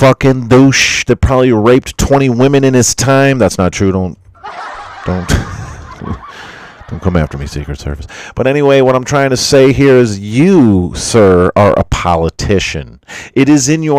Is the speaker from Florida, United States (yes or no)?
yes; Florida, United States; I'm from Florida